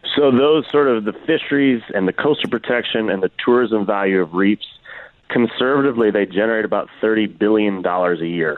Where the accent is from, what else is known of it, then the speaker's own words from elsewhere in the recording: Washington, District of Columbia, United States; I'm from Washington D.C.